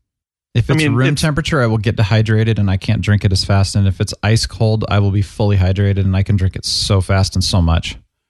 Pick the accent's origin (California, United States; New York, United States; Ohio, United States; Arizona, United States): Arizona, United States; Phoenix; I grew up in Phoenix